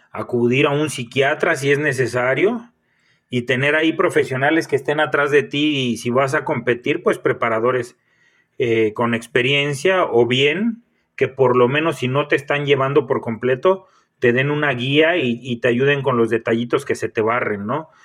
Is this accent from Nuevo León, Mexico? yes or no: no; Michoacán, Mexico; soy nacido en Michoacán